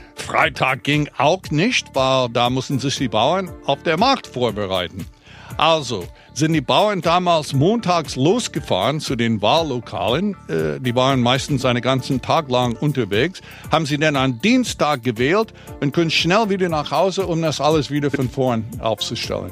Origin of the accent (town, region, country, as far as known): United States; now in Berlin, Germany